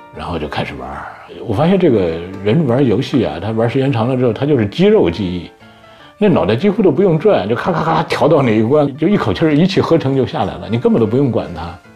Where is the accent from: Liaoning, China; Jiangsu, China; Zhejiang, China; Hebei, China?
Hebei, China; 我是河北的考生